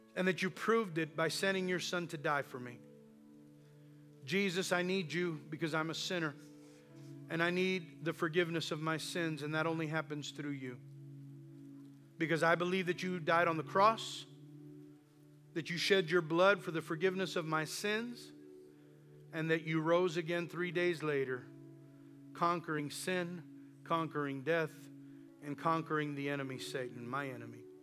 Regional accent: the Valley, South Texas, United States; we're from the South Texas and we're from the Valley, so that's English and Spanish

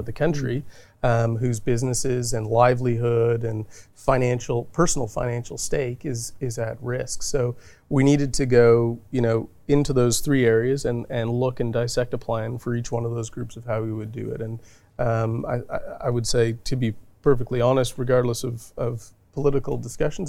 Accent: Thunder Bay, Ontario, Canada; moved away as an adult; now in Australia; where I grew up in Thunder Bay was a completely hockey mad mm. uh, city

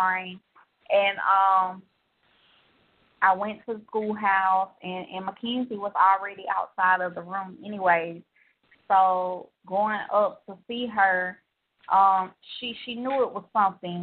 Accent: Georgia, United States; I'm from Georgia

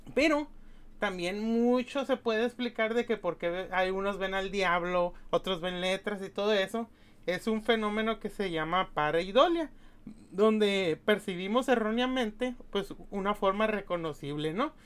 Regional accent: Mexicali, Baja California, Mexico; Mexicali, de mi, pues de mi, pues de mi pueblo, pues Mexicali, la, la capital de Baja California

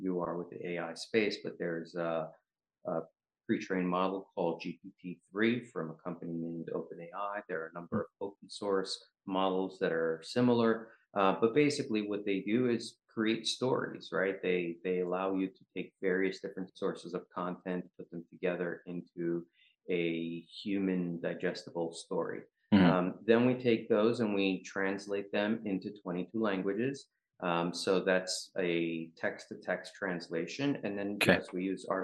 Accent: New York City, New York, United States; also born or lived in Ukraine; I grew up in New York. So I went to a high school called Brooklyn Technical High School

